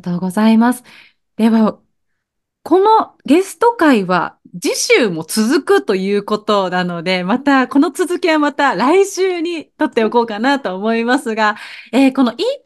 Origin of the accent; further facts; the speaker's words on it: Aichi, Japan; 私の、愛知出身なんですけど